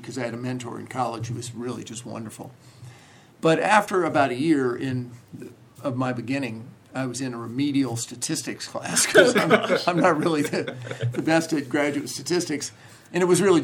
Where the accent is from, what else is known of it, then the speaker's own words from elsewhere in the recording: a small town north of Orlando, Florida, United States; moved away as an adult; also born or lived in Seattle; now in Cincinnati, United States; I grew up in a small town north of Orlando, Florida.